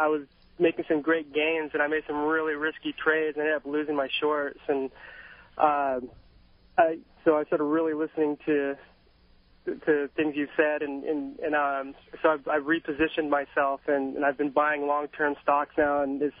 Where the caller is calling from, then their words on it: Bellevue, Washington, United States; I'm in the Bellevue, Medina area.